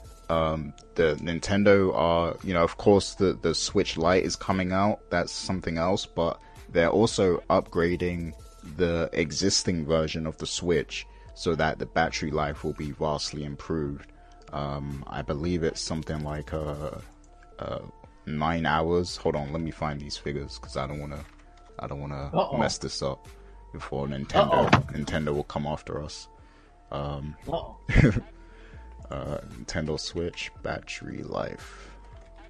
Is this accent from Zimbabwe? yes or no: no; United Kingdom; I'm British